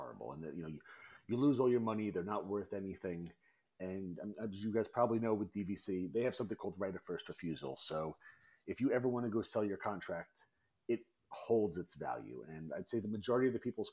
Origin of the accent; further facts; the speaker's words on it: Long Island, New York, United States; I was born and raised in Long Island